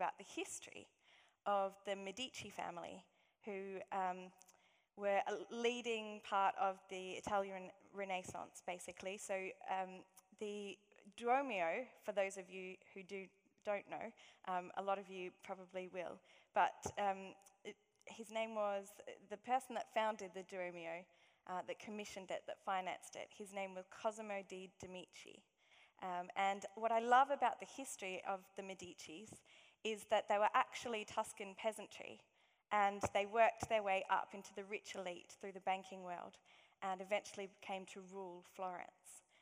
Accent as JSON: {"language": "English", "country": "Australia", "accent": "Aussie", "moved": "yes", "said": "my Aussie accent."}